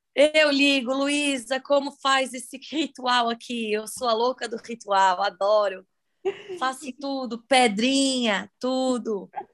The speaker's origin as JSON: {"language": "Portuguese", "region": "Santa Catarina", "country": "Brazil", "said": "sou de Santa Catarina"}